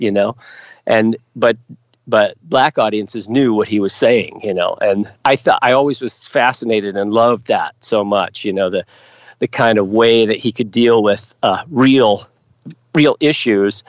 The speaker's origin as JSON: {"language": "English", "country": "United States", "said": "I'm an American"}